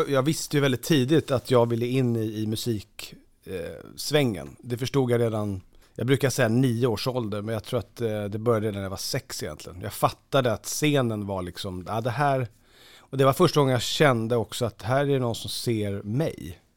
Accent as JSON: {"language": "Swedish", "town": "Lidingö", "region": "Stockholm County", "country": "Sweden", "tie": "born or raised there", "said": "där jag är uppvuxen så är, ju, är man ju inte ensam om att, om att, ha föräldrar som har presterat. Eh, Lidingö är ju väldigt så"}